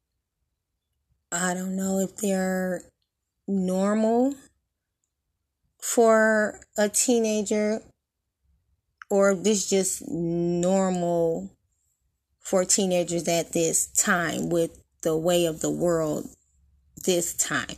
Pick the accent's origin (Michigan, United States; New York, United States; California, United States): Michigan, United States; Detroit; we are from Detroit, born and raised